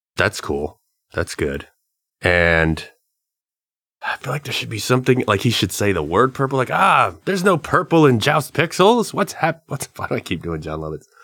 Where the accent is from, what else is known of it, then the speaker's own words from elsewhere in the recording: the South, United States; We're from the South.